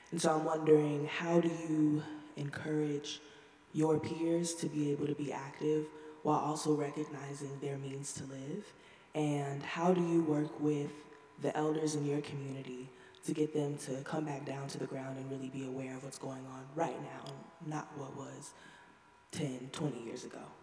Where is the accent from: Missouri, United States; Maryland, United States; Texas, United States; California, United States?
Texas, United States; Houston; moved away as an adult; I'm from a red state, Texas. I'm blessed enough to be from Houston, where it's mostly blue